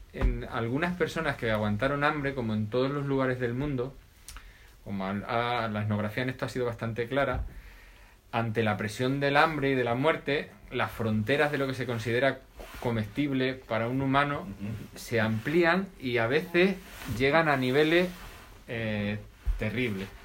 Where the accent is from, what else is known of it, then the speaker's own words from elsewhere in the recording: Extremadura, Spain; mi pueblo, de un pueblecito cerca del centro de Extremadura